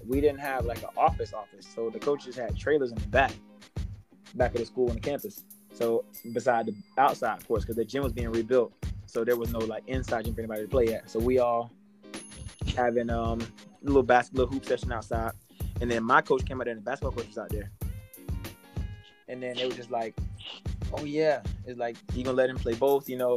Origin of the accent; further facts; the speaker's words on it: Wakulla, Florida, United States; also born or lived in Miami; growing up in Wakulla, it's predominantly, you know, a Caucasian population